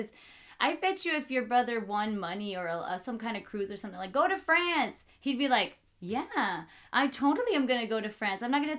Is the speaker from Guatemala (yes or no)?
yes; Guatemala; now in United States; I'm Central American, Guatemalan, and I grew up, my parents had a lot of, oddly enough, Salvadorian friends, not as many Mexican friends, some, I mean